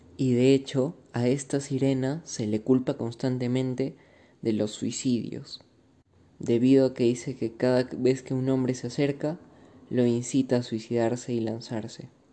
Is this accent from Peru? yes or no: yes; Arequipa, Peru; Como todo un arequipeño, seguramente conocemos el puente Bolognesi y lo transcurrimos constantemente